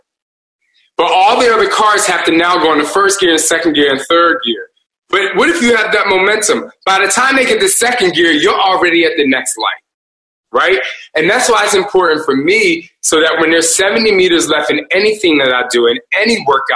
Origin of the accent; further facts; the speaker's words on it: New Jersey, United States; we're from Jersey